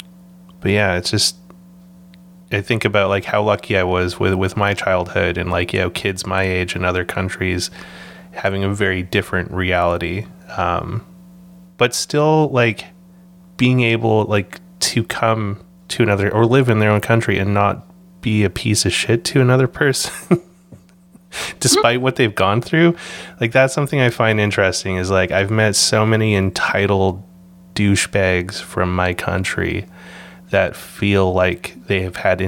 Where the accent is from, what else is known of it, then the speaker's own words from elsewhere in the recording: Canada; also born or lived in Vancouver; being able to grow up in Canada